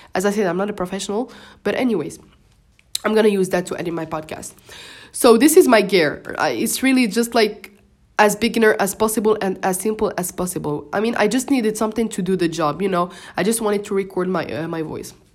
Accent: Morocco; first language Moroccan Arabic (Darija) and French; English is a second language; I'm Moroccan and we just speak Darija and French, which are my first languages. So English is my third language.

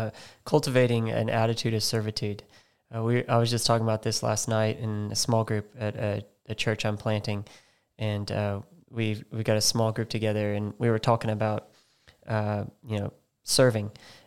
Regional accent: Missouri, United States; I grew up in Missouri, so, you know, that's, I don't know if that's Bible Belt, but it's pretty close.

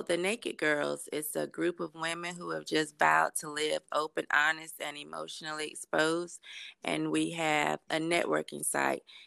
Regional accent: Durham, North Carolina, United States; I'm from Durham, North Carolina

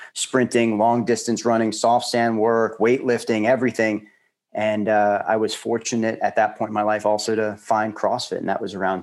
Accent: Long Island, New York, United States; I grew up on Long Island and had a very active childhood

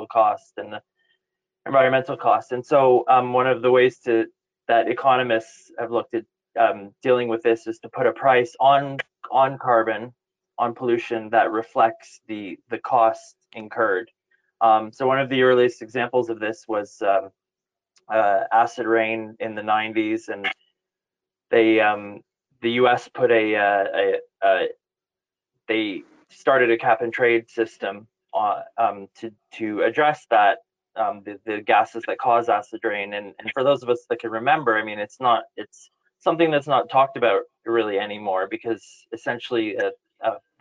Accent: Ottawa, Ontario, Canada; moved away as an adult; now in United Kingdom; So I'm originally from Ottawa. I moved over to the UK about 18 years ago.

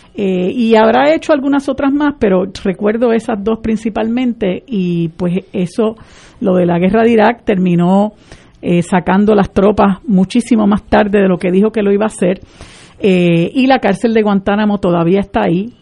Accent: Puerto Rico; Nosotros somos un país latinoamericano, caribeño, distinto

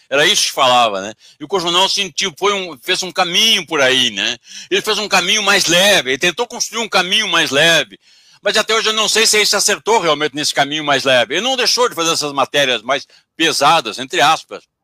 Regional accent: Pelotas, Rio Grande do Sul, Brazil; Eu moro, eu moro, não, eu sou de Pelotas.

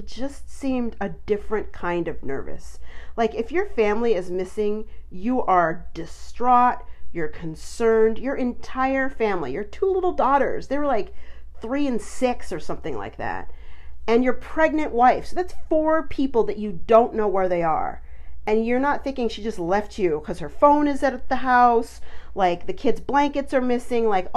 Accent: Colorado, United States; I grew up in Colorado

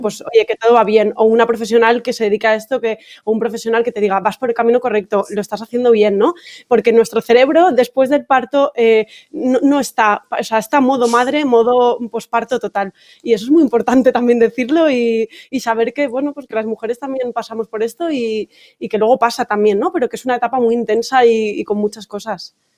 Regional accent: Valencia, Valencian Community, Spain; moved away; Yo soy de Valencia y claro, mi familia está allí

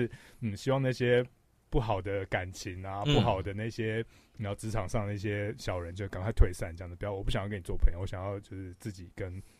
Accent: Yilan County, Taiwan; 我自己我是宜兰人这样子，然后我们宜兰在东山面有一个很大的家族这样，然后

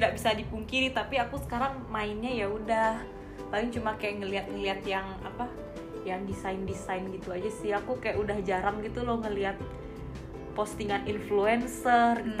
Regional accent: Bali, Indonesia; aku asli Bali

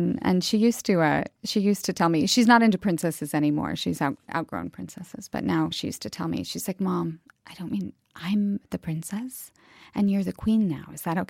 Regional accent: United States; I'm American.

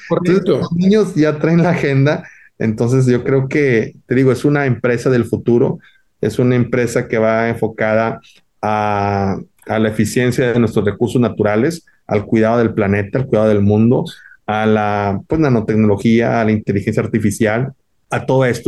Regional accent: Monterrey, Nuevo León, Mexico; es un orgullo regio

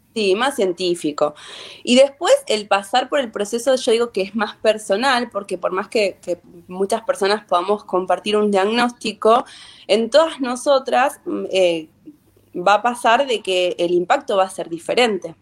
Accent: Sarmiento, Santa Fe, Argentina; yo soy de Sarmiento, un pueblito de la provincia de Santa Fe.

